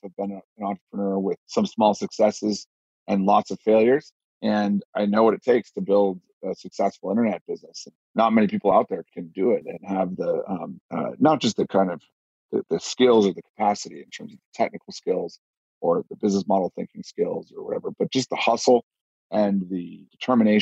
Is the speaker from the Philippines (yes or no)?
no; Los Altos, California, United States; as a kid, I grew up in Silicon Valley. I'm like the only guy in tech actually from there. I grew up in a town called Los Altos